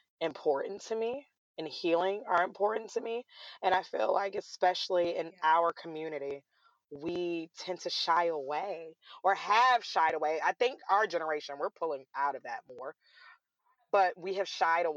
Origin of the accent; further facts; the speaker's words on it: Atlanta, Georgia, United States; also born or lived in Raleigh, North Carolina; I am born and raised in Atlanta, Georgia